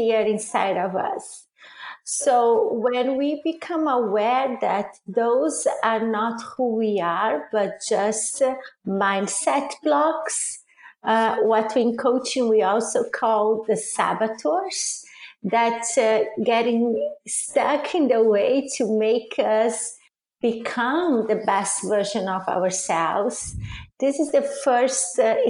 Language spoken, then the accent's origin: English; Brazil; English is a second language; moved away as an adult; also born or lived in Italy; now in United States; I'm originally from Brazil, and I moved to Italy after I got married